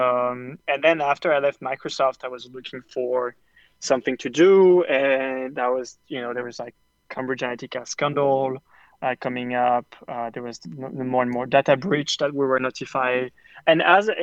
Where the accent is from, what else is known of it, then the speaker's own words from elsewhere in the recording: France; moved away as an adult; now in New York, United States; I grew up in France and I moved to the US